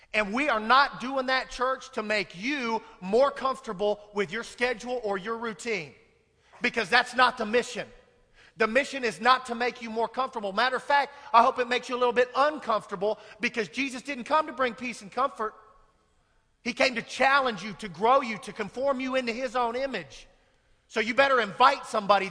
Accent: Kansas, United States; I'm from Kansas

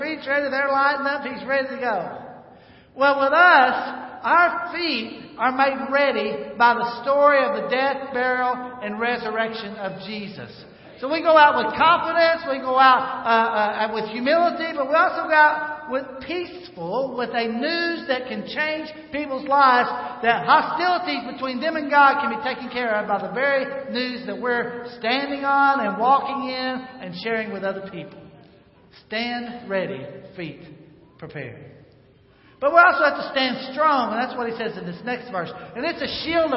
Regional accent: North Arkansas, United States; I grew up in North Arkansas.

